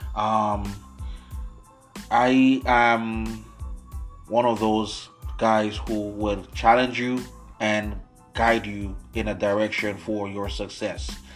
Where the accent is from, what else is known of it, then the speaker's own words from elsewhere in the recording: U.S. Virgin Islands; now in Syracuse, United States; I was born and raised in the United States Virgin Islands. I currently do live in the United States, Syracuse, New York right now.